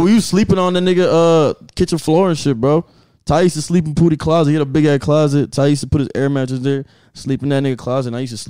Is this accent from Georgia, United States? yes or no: yes; Gwinnett County, Georgia, United States; also born or lived in Africa; I was raised in Gwinnett, bro. But I was born in Africa.